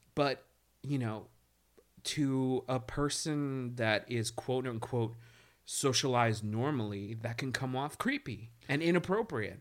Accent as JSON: {"language": "English", "town": "New York City", "region": "New York", "country": "United States", "tie": "born or raised there", "said": "I grew up in East New York"}